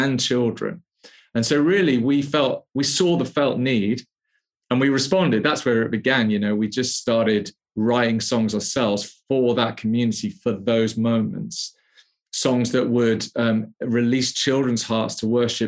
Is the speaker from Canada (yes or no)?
no; the Wirral, North West England, United Kingdom; moved away as an adult; also born or lived in London; now in Birmingham, United Kingdom; I grew up in the Wirral